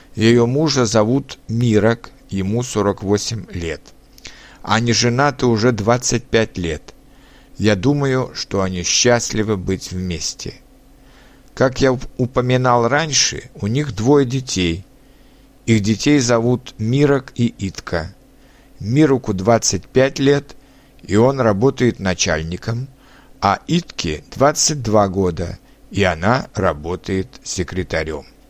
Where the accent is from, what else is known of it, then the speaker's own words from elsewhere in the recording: Litvínov, Ústí nad Labem Region, Czechia; Russian is a second language; also born or lived in Most, Czech Republic; now in Prague, Czech Republic; Я родился 25 сентября 1981 года в чешском городе Мости, который расположен рядом с моим родным городом Литвиновым.